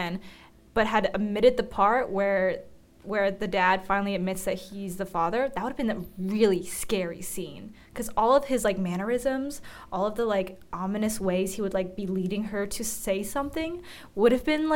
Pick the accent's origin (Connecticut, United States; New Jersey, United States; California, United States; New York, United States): California, United States; We're from California